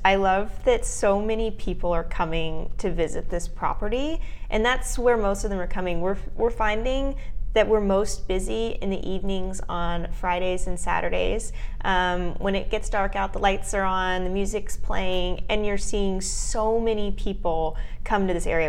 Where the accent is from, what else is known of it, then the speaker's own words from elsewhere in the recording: Frisco, Texas, United States; It's in my hometown.